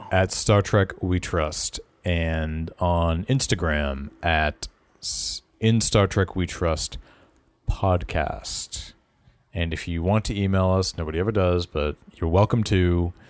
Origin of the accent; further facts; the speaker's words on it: Boston, Massachusetts, United States; accent: Boston; We're all based in the Boston area, but um, I know that my accent does come out from time to time